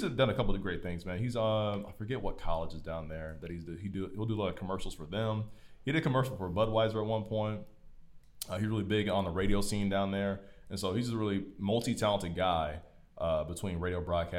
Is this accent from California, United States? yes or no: no; Fishers, Indiana, United States; We are from Fishers, Indiana. Hamilton County, which is one of the richest counties in America, I think.